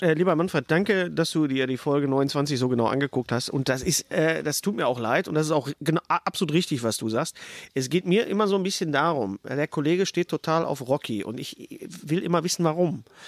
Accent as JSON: {"language": "German", "area": "Ruhr area", "region": "North Rhine-Westphalia", "country": "Germany", "said": "bei uns im Pott"}